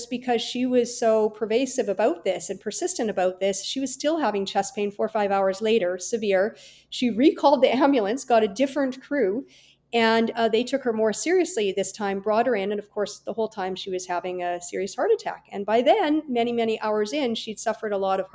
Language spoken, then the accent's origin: English; Kelowna, British Columbia, Canada; also born or lived in Vancouver, Canada / California, United States; I was born and raised in Kelowna, British Columbia